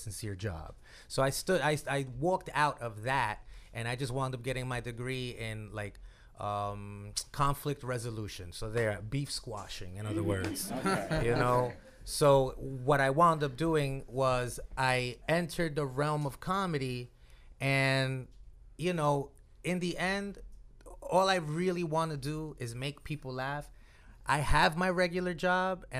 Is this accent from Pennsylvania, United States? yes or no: no; New York City, New York, United States; Born and raised from the Bronx